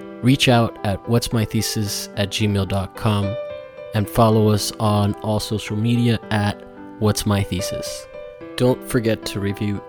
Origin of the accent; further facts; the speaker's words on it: Miami, Florida, United States; growing up, like just like, in Miami where I remember that there was Universal Studios there